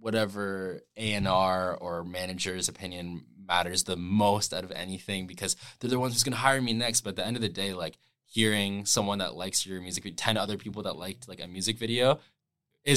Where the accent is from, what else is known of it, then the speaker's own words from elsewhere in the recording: London, Ontario, Canada; now in Toronto, Canada; I grew up in London, Ontario, like 2.5 hours away from here in Toronto